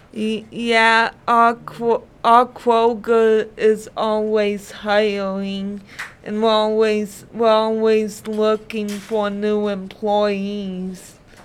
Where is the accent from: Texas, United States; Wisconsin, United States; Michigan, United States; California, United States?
Michigan, United States; Dearborn; also born or lived in Brownstown, Michigan / Allen Park, Michigan; I grew up in Dearborn, Michigan